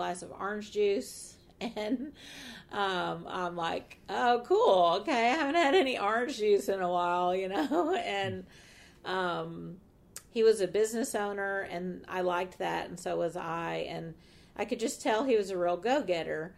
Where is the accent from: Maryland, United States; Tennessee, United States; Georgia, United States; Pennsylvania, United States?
Georgia, United States; Atlanta; I'm from Atlanta